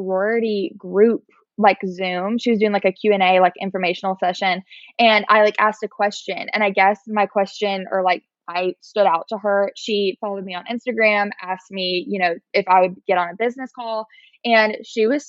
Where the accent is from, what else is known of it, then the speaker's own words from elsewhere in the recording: Montgomery, Alabama, United States; My boyfriend, Will, is in my hometown in Montgomery